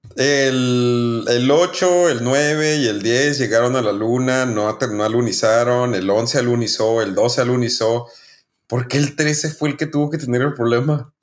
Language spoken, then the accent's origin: Spanish; Chihuahua, Mexico; somos de Chihuahua, somos del norte